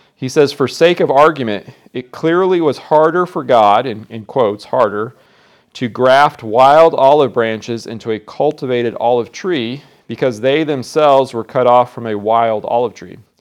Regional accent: Iowa, United States; I'm from Iowa

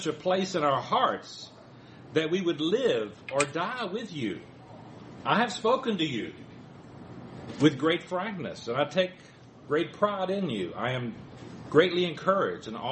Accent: the South, United States; I was from the South, and my family didn't go very much

